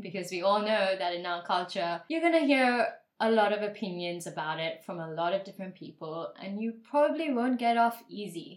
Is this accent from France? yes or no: no; Dubai, United Arab Emirates; I grew up in Dubai, and so a lot of people there had all this money and wealth